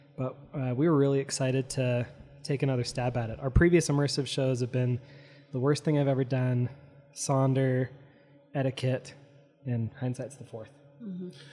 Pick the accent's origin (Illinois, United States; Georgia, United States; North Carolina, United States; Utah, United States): Utah, United States; Provo; I grew up in Provo